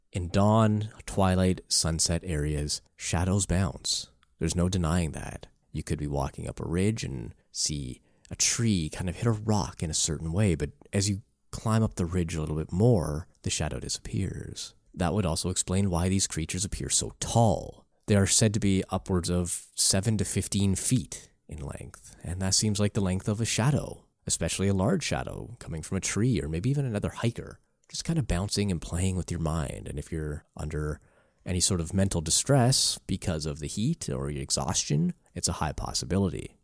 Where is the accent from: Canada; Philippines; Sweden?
Canada; I come from Canada